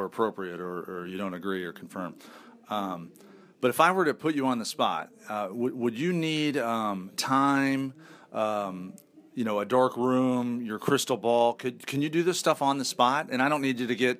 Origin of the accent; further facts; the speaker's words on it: Indianapolis, Indiana, United States; I'm from Indianapolis. We have awful winters